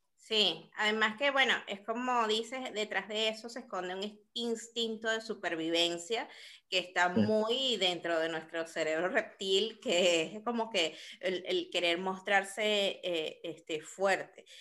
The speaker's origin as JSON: {"language": "Spanish", "town": "Caracas", "region": "Capital District", "country": "Venezuela", "moved": "yes", "lives_now": "Lima, Peru", "said": "soy caraqueña"}